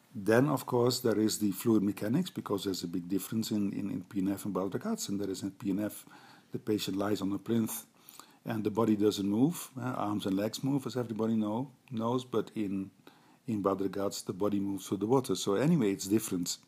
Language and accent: English; Netherlands; I'm a physiotherapist from the Netherlands